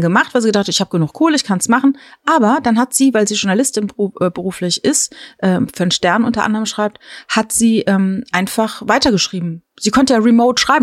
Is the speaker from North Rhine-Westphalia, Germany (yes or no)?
no; Palatinate Forest, Rhineland-Palatinate, Germany; Ich bin ja im Pfälzer Wald äh, groß geworden